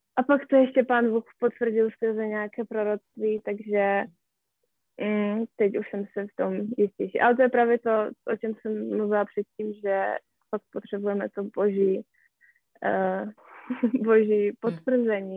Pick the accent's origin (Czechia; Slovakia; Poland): Poland; Czech is a second language; moved away; já jsem Polka